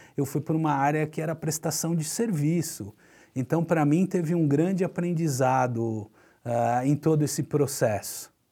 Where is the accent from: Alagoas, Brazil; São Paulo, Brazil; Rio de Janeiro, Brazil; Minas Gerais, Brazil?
São Paulo, Brazil; Santos; Eu nasci em Santos, tive o privilégio de sempre morar próximo da praia